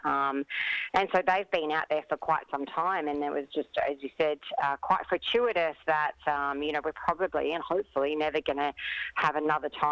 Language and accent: English; Mornington Peninsula, Victoria, Australia; I grew up on the Mornington Peninsula